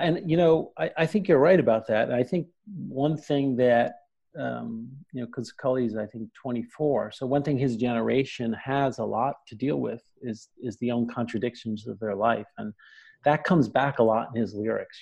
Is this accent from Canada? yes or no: no; New York City, New York, United States; also born or lived in New Jersey; a kid growing up in Brooklyn and in New Jersey